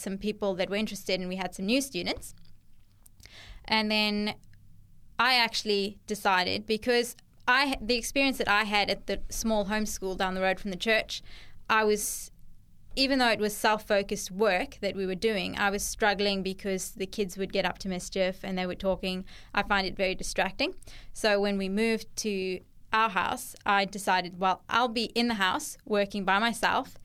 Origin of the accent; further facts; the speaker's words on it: Cape Town, Western Cape, South Africa; moved away as an adult; also born or lived in Durban, South Africa / Australia; now in Central Coast, New South Wales, Australia; I was born in Cape Town, South Africa.